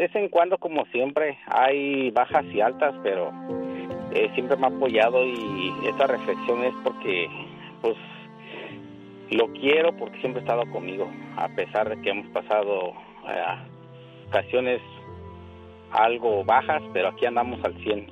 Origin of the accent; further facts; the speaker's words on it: Puebla, Mexico; De Puebla.